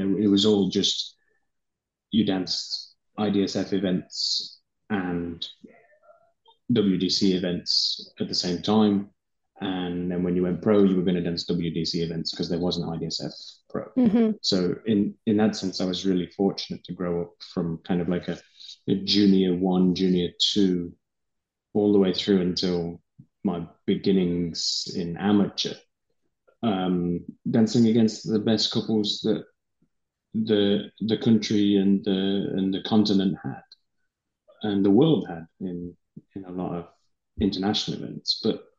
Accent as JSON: {"language": "English", "region": "England", "country": "United Kingdom", "said": "I'm from one"}